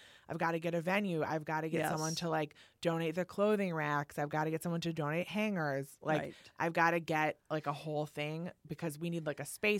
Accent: Midwest, United States; as someone growing up in the Midwest, not really in, like, the fashion space

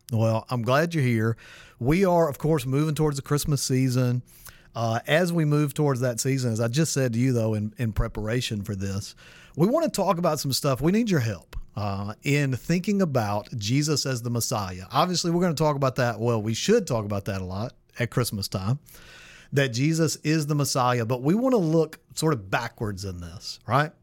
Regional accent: Mississippi, United States; I'm from Mississippi

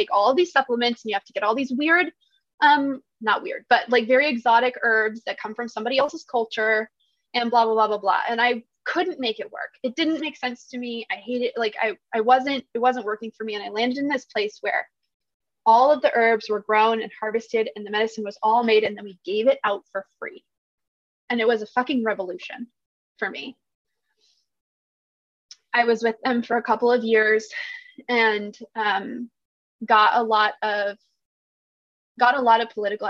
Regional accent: Washington, United States; moved away as an adult; now in Eugene, United States; I grew up in Washington State and in a really rural area. And then I moved to Eugene, Oregon about 5 or 6 years ago

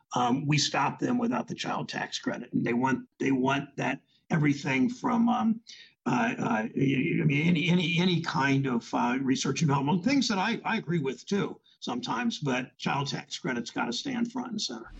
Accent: Ohio, United States; you're in my home state, Joe, in Ohio

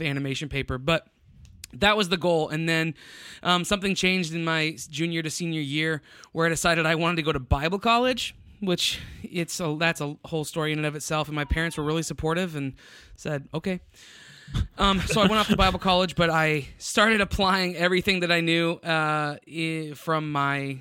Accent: Tampa, Florida, United States; also born or lived in Ohio; now in San Antonio, United States; born and raised in Florida, Tampa area, West Coast Florida

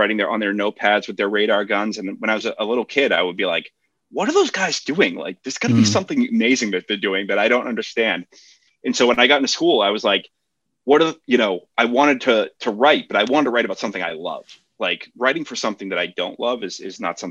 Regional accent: Boston, Massachusetts, United States; I grew up in Boston

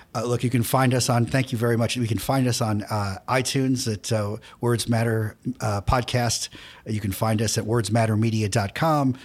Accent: New York City, New York, United States; I'm a guy from Queens

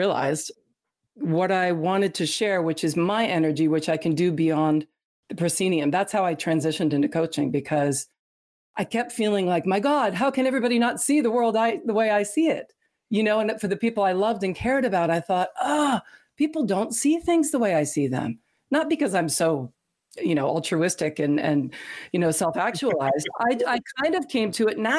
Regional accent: Canada; I grew up in Canada, actually, in the performing arts.

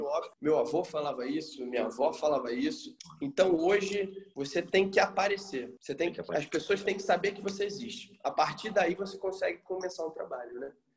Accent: Rio de Janeiro, Brazil; eu sou carioca

